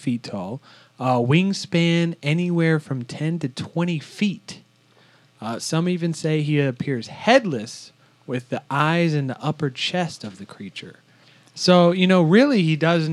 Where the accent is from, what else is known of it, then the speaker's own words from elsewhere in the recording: Virginia, United States; We're all from Virginia, you know, right there by West Virginia